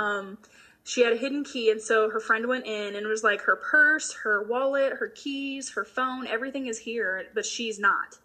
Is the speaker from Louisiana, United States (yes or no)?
no; Macon, Georgia, United States; born or raised there